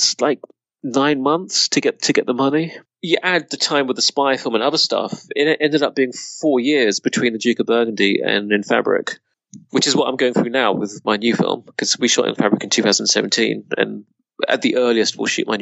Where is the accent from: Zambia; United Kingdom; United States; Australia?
United Kingdom; Reading, South East England; moved away; also born or lived in Budapest / London; growing up in Reading